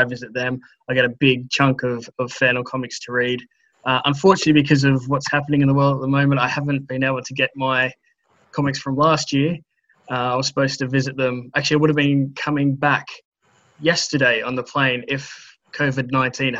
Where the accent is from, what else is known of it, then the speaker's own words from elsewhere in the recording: New South Wales, Australia; accent: Australian; moved away as an adult; now in Portsmouth, United Kingdom; Originally, I'm from New South Wales, though, back home in Australia.